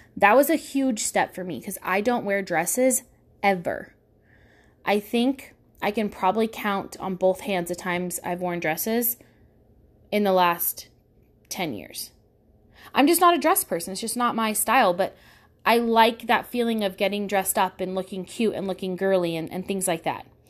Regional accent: Pacifica, California, United States; I grew up in Pacifica, California, where it's sixty-five and foggy ninety-five percent of the time.

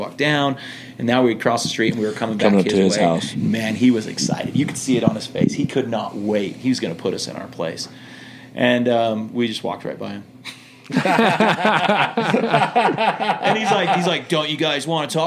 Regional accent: United States; accent: American; also born or lived in Brisbane, Australia; I'm from America

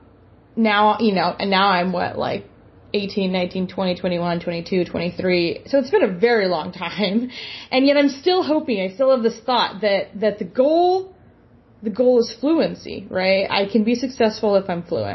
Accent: San Diego, California, United States; now in Portland, United States; I am from San Diego, California. I now live in Portland, Oregon

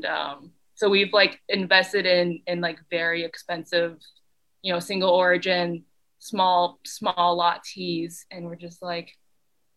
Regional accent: Taiwan; moved away; I was born in Taiwan, which is a little island off of China

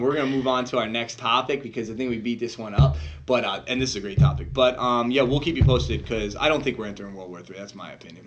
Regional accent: United States; That's how I am as an American

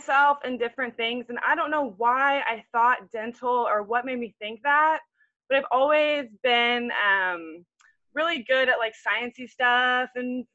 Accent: Houston, Texas, United States; now in Comfort, United States; I'm from Houston, Texas, and now I live out in a tiny town called Comfort in the Hill Country in Texas.

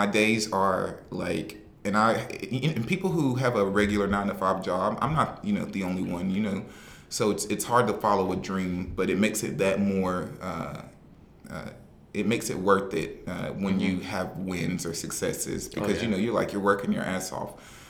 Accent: the South, United States; I'm from the South.

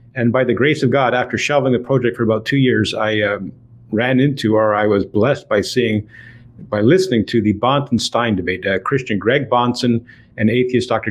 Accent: Toronto, Ontario, Canada; I was born and raised in Toronto, Ontario, Canada

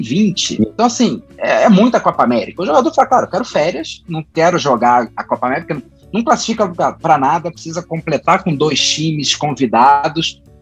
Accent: Rio de Janeiro, Brazil; Eu, como carioca

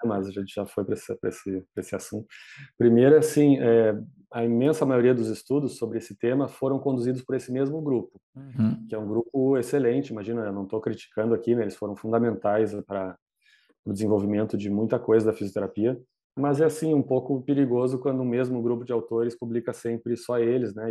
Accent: Porto Alegre, Rio Grande do Sul, Brazil; eu sou daqui de Porto Alegre, né, no Rio Grande do Sul

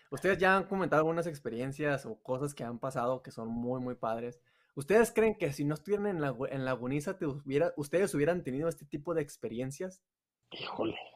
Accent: Torreón, Coahuila, Mexico; pero es de Torreón también. Y yo también soy de Torreón.

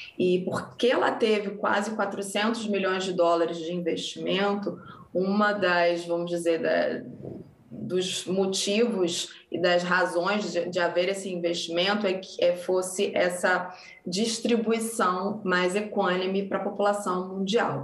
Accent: Brazil; moved away; ser reconhecida como brasileira no meu país foi muito importante

